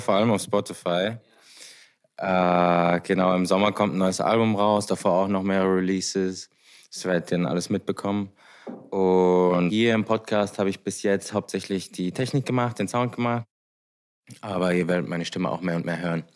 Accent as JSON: {"language": "German", "town": "Heidelberg", "region": "Baden-Württemberg", "country": "Germany", "moved": "as an adult", "lives_now": "Vienna, Austria", "said": "ich komme aus Deutschland, aus Heidelberg"}